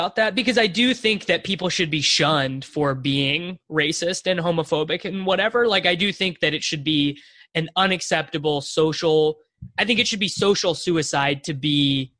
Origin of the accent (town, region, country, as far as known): Salina, Kansas, United States; born or raised there; moved away